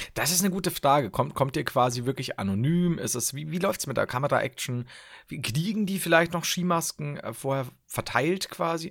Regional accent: Upper Palatinate, Bavaria, Germany; Ich komme tatsächlich aus Oberpfalz. Die Regensburg ist die Hauptstadt der Oberpfalz.

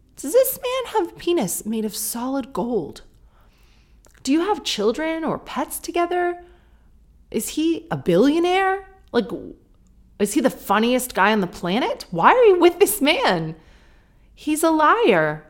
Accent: Sarnia, Ontario, Canada; now in United Kingdom; I grew up in Sarnia

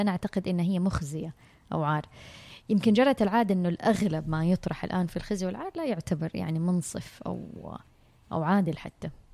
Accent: Saudi Arabia; عندنا بالسعوديه

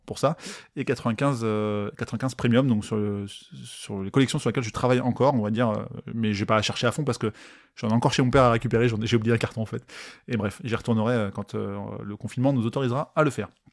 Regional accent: France; en tant que Français

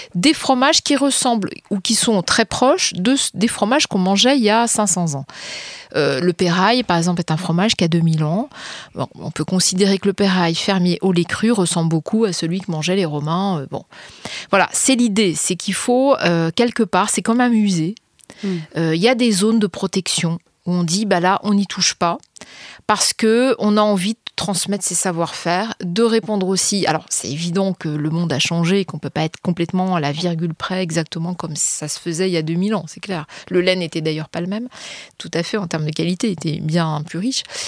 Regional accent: France; en tant que citoyenne, en tant que Française.

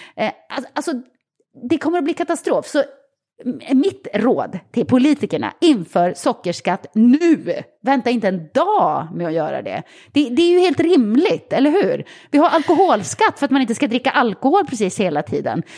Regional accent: Sweden

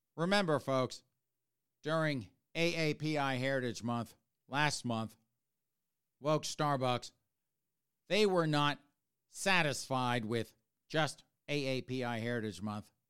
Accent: South Carolina, United States; born or raised there; also born or lived in New Jersey / Maryland; now in Massachusetts, United States

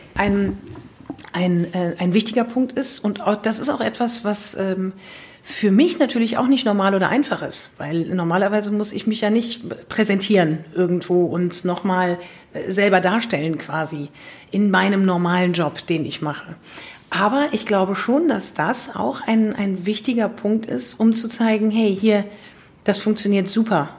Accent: Leverkusen, North Rhine-Westphalia, Germany; ich bin in Leverkusen geboren

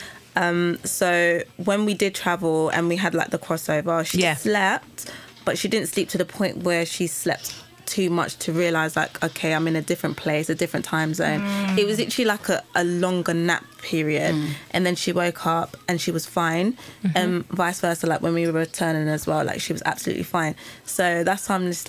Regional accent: Uganda; I'm from Uganda.

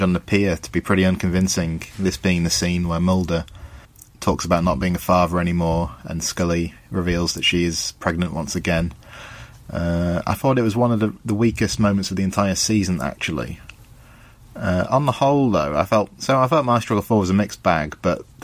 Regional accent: England, United Kingdom; I'm from England in the UK

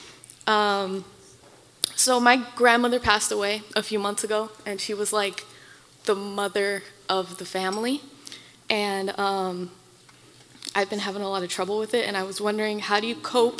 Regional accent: Maui, Hawaii, United States; I'm from Maui, Hawaii

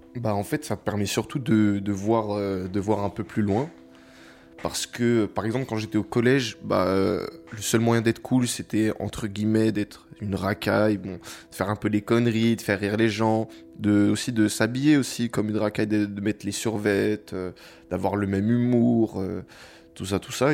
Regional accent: Paris, Île-de-France, France; je viens de Paris et euh, voilà, je, suis un Parisien. Depuis que je suis né, j'habite dans le même appartement à, Paris.

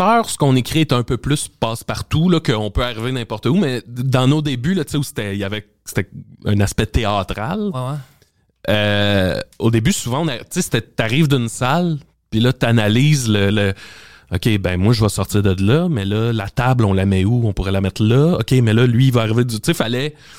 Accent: Salaberry-de-Valleyfield, Quebec, Canada; je viens de Valleyfield puis euh, secondaire 1 à 12 ans je suis dans un cours d'anglais

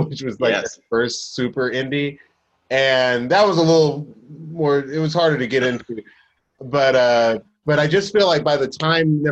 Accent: Atlanta, Georgia, United States; growing up in Atlanta

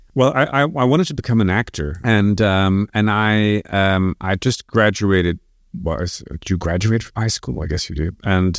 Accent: Brussels, Brussels-Capital Region, Belgium; moved away as an adult; also born or lived in France / New York, United States; I was growing up in Brussels, but spending quite a lot of time in France because my parents had a house there in the south

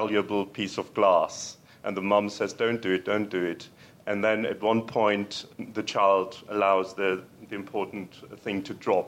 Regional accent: Germany; I'm from Germany.

